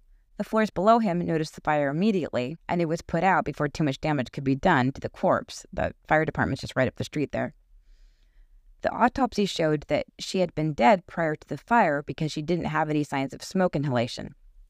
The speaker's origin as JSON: {"language": "English", "region": "West Coast", "country": "United States", "tie": "born or raised there", "said": "I grew up on the West Coast, so I use the word dude a lot."}